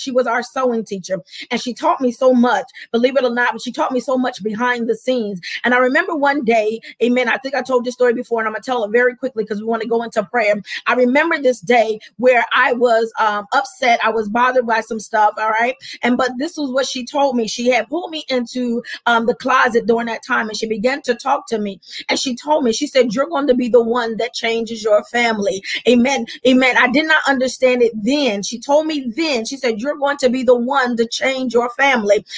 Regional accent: Camden, New Jersey, United States; moved away; I'm going back to my hometown because that's where I'm born and raised. I'm Camden strong

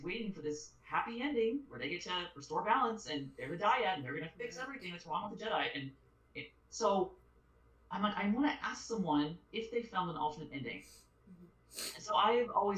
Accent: Utah, United States; from Utah

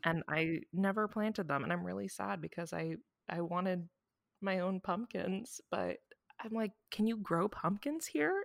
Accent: Midwest, United States; we're both from the Midwest

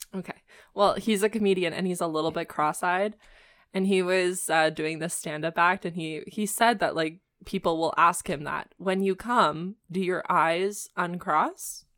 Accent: Canada; being Canadian

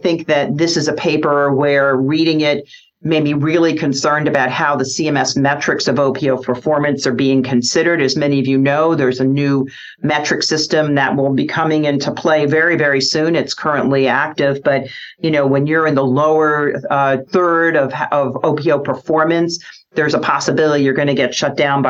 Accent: Nebraska, United States; also born or lived in Birmingham, Alabama; my home state here of Nebraska

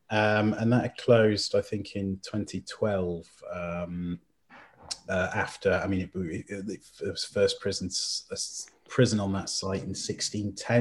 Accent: Llandudno, Wales, United Kingdom; moved away; also born or lived in Criccieth, Wales; I went back to my hometown of Llandudno in North Wales.

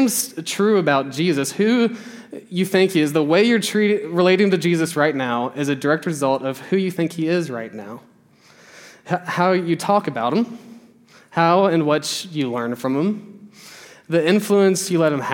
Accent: the South, United States; We grew up in the church, we grew up in the South

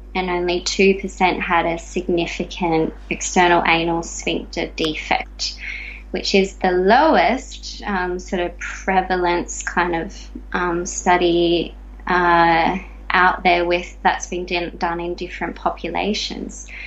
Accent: Australia; growing up in Australia

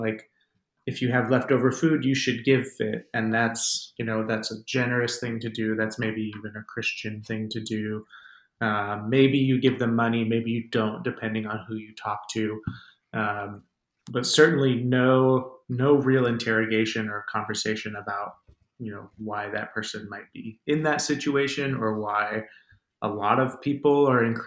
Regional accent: Tempe, Arizona, United States; born or raised there

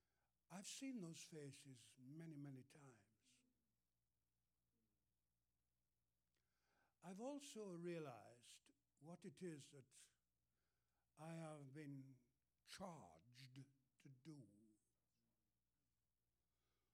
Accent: England, United Kingdom; moved away; And I'm from England. You can tell I'm not from the USA. I'm from England.

